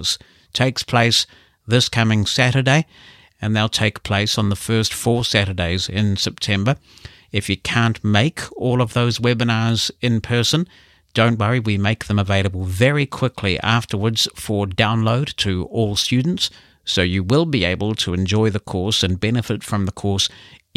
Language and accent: English; New Zealand; As a New Zealander